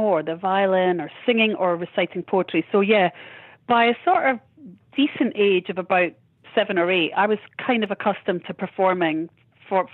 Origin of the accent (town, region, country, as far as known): Edinburgh, Scotland, United Kingdom; born or raised there